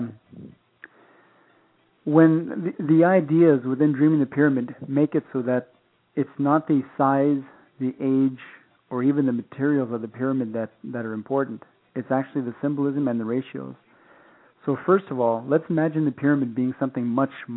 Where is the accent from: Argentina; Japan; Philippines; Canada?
Canada; Saskatchewan area; I'm Plains Cree from the Saskatchewan area in Canada, and my mother is French-Canadian, so I have a dual heritage background.